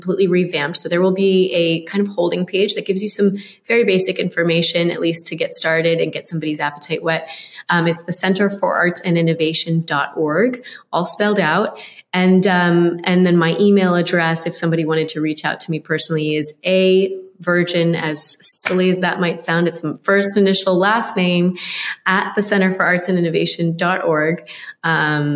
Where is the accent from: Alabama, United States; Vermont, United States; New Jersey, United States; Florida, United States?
Florida, United States; Boca Raton; a Boca Ratonian that was born and raised, well, not quite born. They didn't have a maternity ward then, but raised